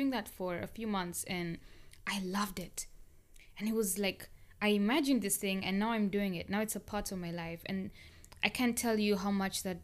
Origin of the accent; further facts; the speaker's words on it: Kenya; moved away as an adult; now in United States; I grew up in Kenya for my childhood and most of my adult life. Like basically from when I was 1 year to about 20 years or 19 years old.